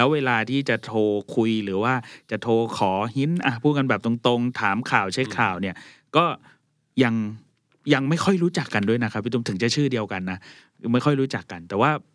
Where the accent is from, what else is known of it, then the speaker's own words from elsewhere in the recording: Pak Nam, Samut Prakan, Thailand; ผมเป็นคนปากน้ำ